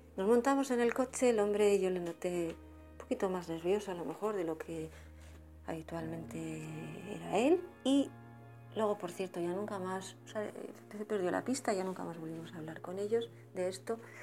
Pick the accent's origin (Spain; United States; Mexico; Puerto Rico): Spain; now in Burgos, Spain; te he escrito un par de correos desde, desde Burgos